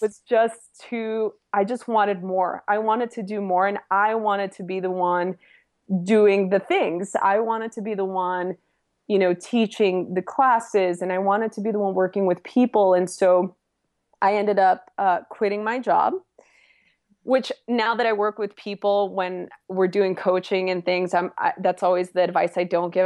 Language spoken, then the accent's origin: English; Los Angeles, California, United States; I'm from East L A originally, born and raised